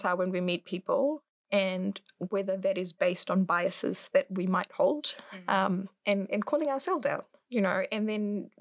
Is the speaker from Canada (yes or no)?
no; Fiji; now in New Zealand; I grew up in Fiji